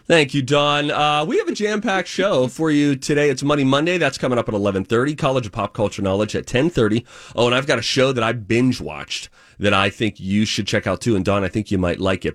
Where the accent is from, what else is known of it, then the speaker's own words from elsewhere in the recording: Pittsburgh, Pennsylvania, United States; moved away; I grew up in Pittsburgh